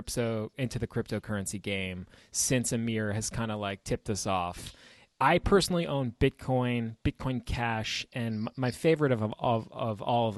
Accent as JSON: {"language": "English", "area": "Long Island, Nassau County", "region": "New York", "country": "United States", "tie": "born or raised there", "said": "we're both kids from Long Island, Nassau County."}